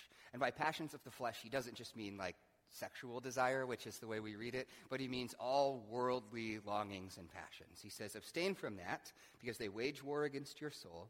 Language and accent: English; United States; I, as an American